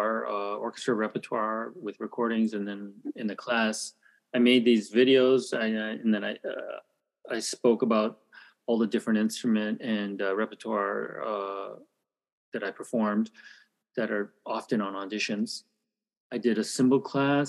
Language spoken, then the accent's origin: English; Toronto, Ontario, Canada; moved away as an adult; also born or lived in United States / Calgary, Alberta / Korea; now in Seoul, South Korea; I'm Korean, but I was born in America and grew up in Canada. We moved to Canada when I was one, so I basically grew up in Canada